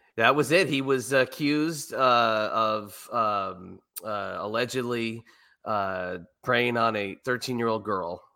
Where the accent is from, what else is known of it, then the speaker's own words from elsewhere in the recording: New Jersey, United States; I'm from New Jersey, right? I'm the only Scottish Italian guy from New Jersey